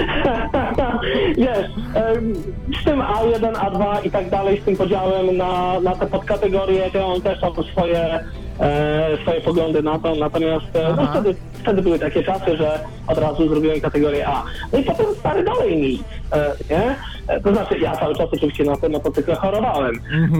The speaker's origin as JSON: {"language": "Polish", "country": "Poland", "tie": "born or raised there", "said": "ja się wychowywałem na malutkiej wsi"}